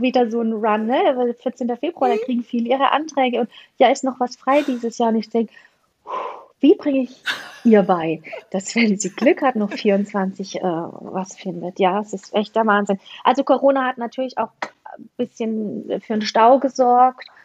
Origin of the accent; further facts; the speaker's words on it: Black Forest, Baden-Württemberg, Germany; ich komme aus dem Schwarzwald